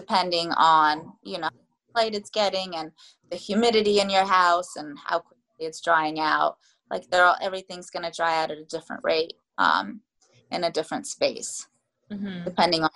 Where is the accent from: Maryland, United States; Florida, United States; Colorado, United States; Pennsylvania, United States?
Florida, United States; now in Takoma Park, United States; I'm from Florida. I was raised in Florida actually